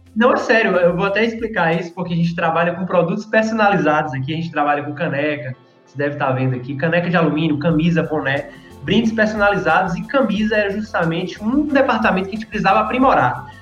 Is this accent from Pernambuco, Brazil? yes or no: no; Vitória da Conquista, Bahia, Brazil; Sou aqui de Vitória da Conquista, Bahia.